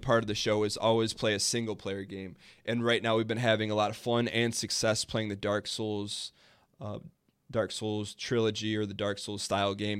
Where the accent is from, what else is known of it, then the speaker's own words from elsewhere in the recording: Dearborn, Michigan, United States; there's this place in my hometown called Greenfield Village